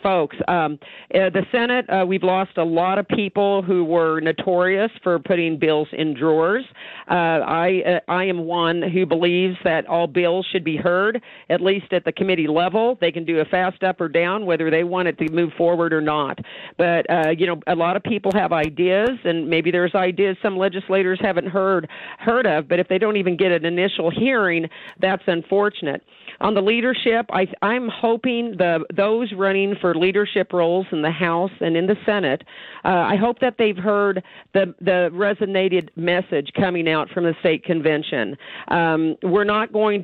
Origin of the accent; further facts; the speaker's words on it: Midwest, United States; now in Idaho, United States; I was raised in the Midwest